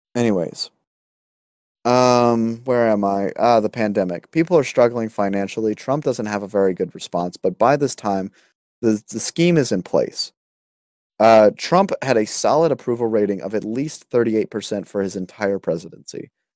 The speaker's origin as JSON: {"language": "English", "country": "United States", "said": "as an American"}